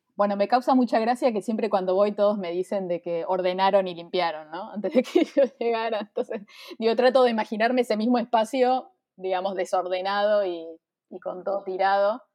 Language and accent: Spanish; Buenos Aires, Argentina; soy de Buenos Aires, Argentina